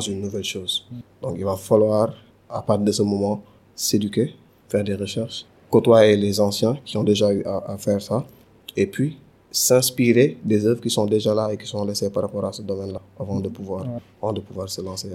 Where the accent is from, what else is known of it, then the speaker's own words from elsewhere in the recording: Dakar, Senegal; also born or lived in Castors, Dakar; Donc j'ai grandi à Castor, mais je pense que l'essentiel de mon temps à Medina